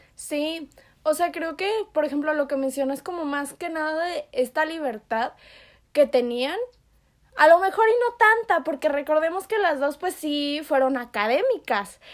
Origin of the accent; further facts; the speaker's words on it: Yucatán, Mexico; yo soy yucateca.